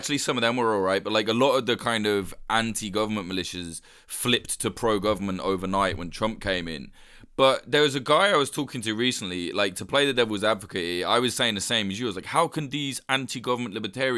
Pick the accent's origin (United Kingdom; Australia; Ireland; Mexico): United Kingdom; me as a Brit